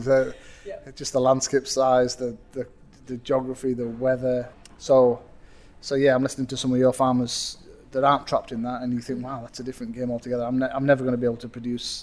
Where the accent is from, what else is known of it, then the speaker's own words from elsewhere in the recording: Matterdale, Cumbria, North West England, United Kingdom; accent: northern; it's my northern accent